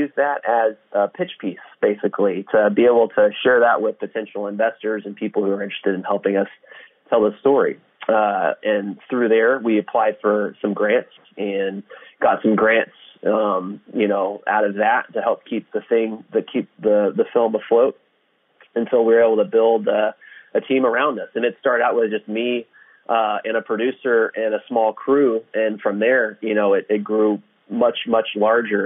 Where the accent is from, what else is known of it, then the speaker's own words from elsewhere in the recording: Houston, Texas, United States; I'm from Houston